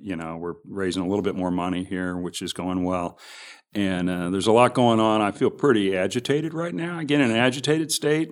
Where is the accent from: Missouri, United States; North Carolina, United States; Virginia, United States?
Missouri, United States; Kansas City; I'm from the Northlands.